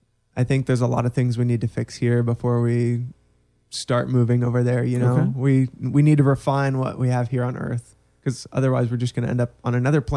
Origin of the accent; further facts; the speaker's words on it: Orlando, Florida, United States; also born or lived in Texas / Pennsylvania; for the most part, I've always been in Orlando.